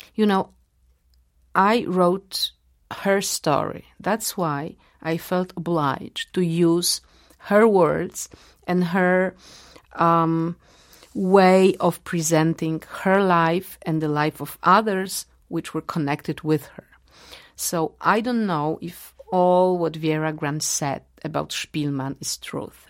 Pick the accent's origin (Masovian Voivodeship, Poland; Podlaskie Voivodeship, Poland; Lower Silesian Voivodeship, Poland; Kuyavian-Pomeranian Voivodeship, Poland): Masovian Voivodeship, Poland; Warsaw; English is a second language; I was born in Warsaw and uh, I had Polish parents and Polish friends, and I used to go to Polish schools